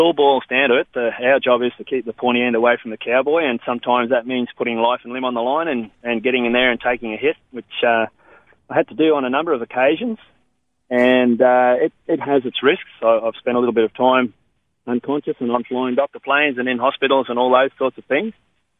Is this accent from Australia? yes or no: yes; Normanton, Queensland, Australia; also born or lived in Victoria; I was born in Victoria, and then by the time I was 8 or 9 years old, Mum and Dad had taken us all around Australia, and they decided to get out of the suburbs, and they moved us to the little town of Normanton